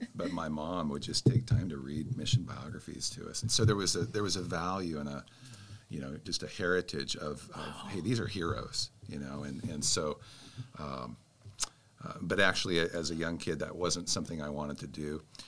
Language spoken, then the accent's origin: English; Spokane, Washington, United States; moved away; also born or lived in Texas Hill Country / Anchorage, Alaska; I was raised in, in Spokane, Washington, and, and also uh, the hill country of Texas.